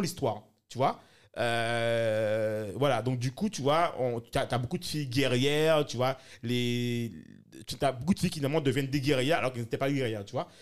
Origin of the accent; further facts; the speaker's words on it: France; Moi, en tant que Français